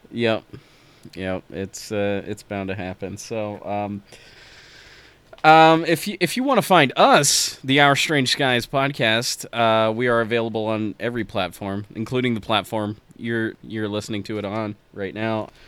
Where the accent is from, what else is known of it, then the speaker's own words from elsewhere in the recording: United States; as an American